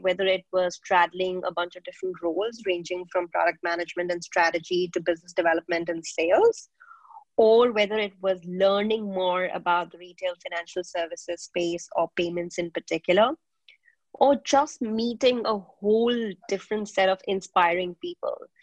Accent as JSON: {"language": "English", "country": "India", "tie": "born or raised there", "also_born_or_lived": "Nigeria", "moved": "as an adult", "said": "I was born in India, but I have spent my growing up years across Nigeria and India"}